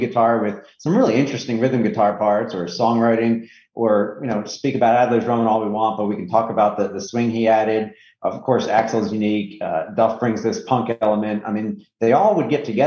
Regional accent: Northeast, United States; I'm from the Northeast

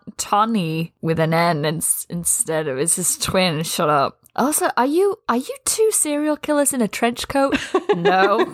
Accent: England, United Kingdom; I mean, I am English

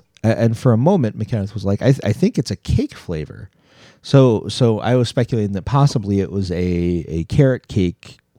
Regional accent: Rochester, New York, United States; the Genesee Brewery of beautiful Rochester, New York, our hometown. Well, my hometown.

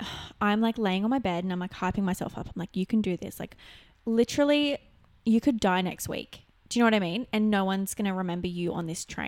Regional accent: Newcastle, New South Wales, Australia; my hometown. Like Newcastle's small

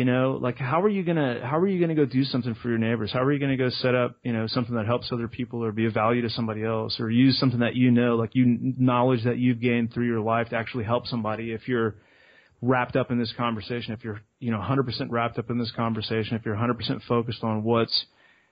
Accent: Austin, Texas, United States; I'm from Austin, Texas

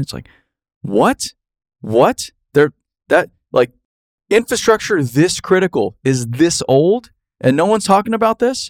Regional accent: Phoenix, Arizona, United States; growing up in Phoenix, Arizona

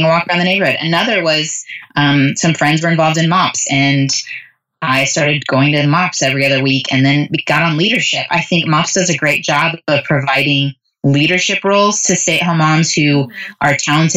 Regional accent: United States; as American young moms

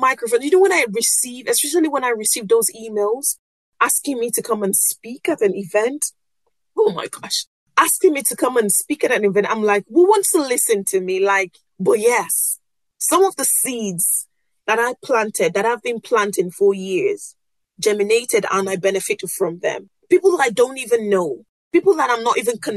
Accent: Nigeria; first language Yoruba; English is a second language; I'm a West African girl from Nigeria and Yoruba.

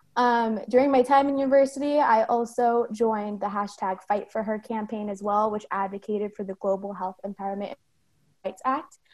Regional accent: San Bruno, California, United States; moved away as an adult; now in Sacramento, United States; I'm based in Sacramento, but I grew up in San Bruno, California.

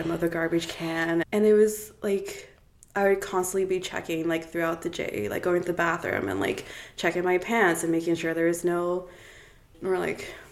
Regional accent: Cape Town, Western Cape, South Africa; also born or lived in Toronto, Canada; now in Kelowna, Canada; I grew up in uh, Cape Town, South Africa, and in a very religious household. My entire family was Anglican.

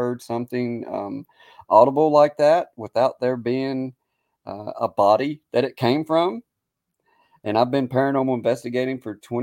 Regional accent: the South, United States; accent: Southern; now in Gettysburg, United States; me being from the South and my accent

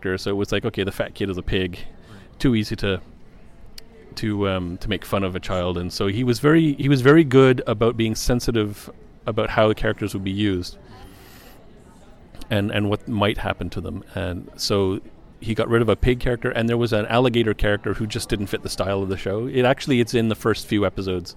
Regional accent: Montreal, Quebec, Canada; I was born and raised in Montreal

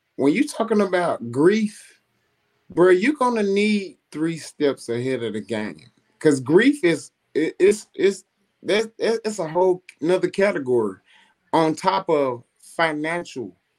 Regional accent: Coldwater, United States; I'm from Coldwater

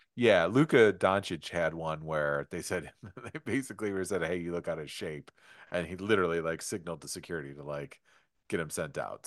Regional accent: Detroit, Michigan, United States; growing up in Detroit, I grew up with the Bad Boy Pistons.

